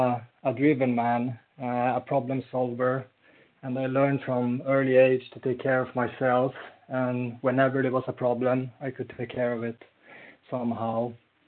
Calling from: Falun, Dalarna County, Sweden; I'm like …, and I'm calling in from Falun in Sweden.

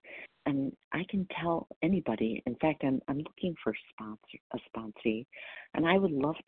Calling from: Wisconsin, United States; I'm calling from Wisconsin.

